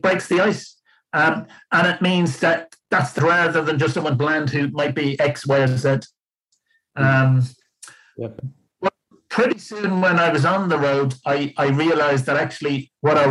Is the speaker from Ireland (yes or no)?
yes; Ireland; moved away as an adult; also born or lived in Lancashire / London; It wasn't great being Irish there at the time